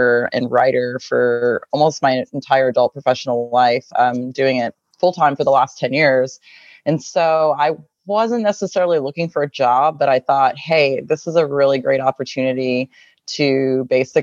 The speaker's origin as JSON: {"language": "English", "area": "just north of Austin", "region": "Texas", "country": "United States", "tie": "born or raised there", "lives_now": "Austin, United States", "said": "I grew up just north of Austin, so about an hour north of Austin."}